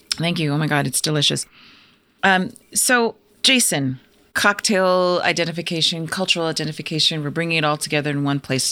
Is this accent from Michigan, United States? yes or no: no; Arizona, United States; I grew up in Arizona